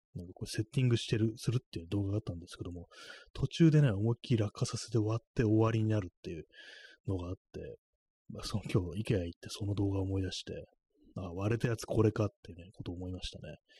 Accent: Kanto, Japan; 関東の人間だから

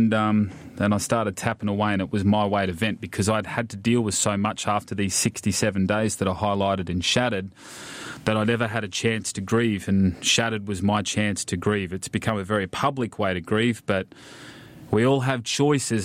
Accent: Ipswich, Queensland, Australia; now in Wollongong, Australia; Grew up just outside of Ipswich, which is a reasonably big town just outside of Brisbane

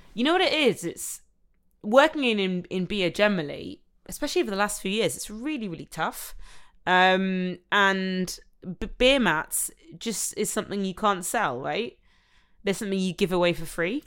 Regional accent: Nottingham, East Midlands, United Kingdom; from Nottingham, which is my hometown where I'm from.

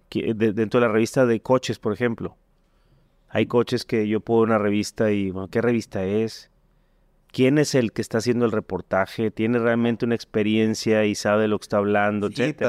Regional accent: Mexico; como mexicano

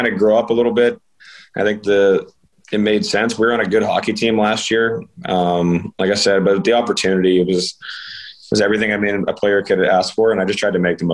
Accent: Ohio, United States; also born or lived in Tampa, Florida; now in Pittsburgh, United States; I'm from Ohio or Pittsburgh, Pennsylvania

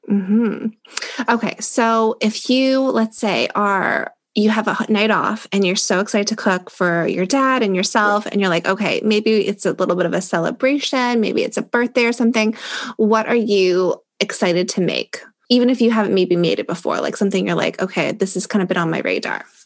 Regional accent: Toronto, Ontario, Canada; I grew up in Toronto. I've lived here my whole life

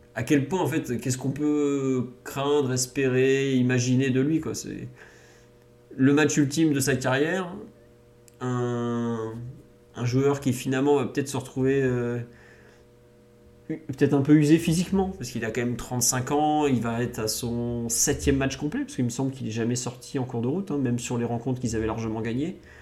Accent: France; en tant que Français

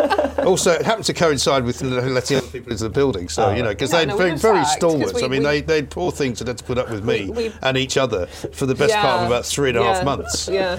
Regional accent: England, United Kingdom; accent: English; moved away as an adult; also born or lived in New York

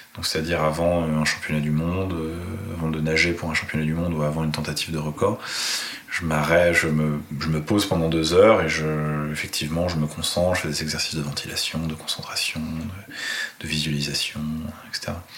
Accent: Paris, Île-de-France, France; moved away as an adult; now in Nice, France; j'ai grandi à Paris. Donc euh, j'ai passé 35 ans

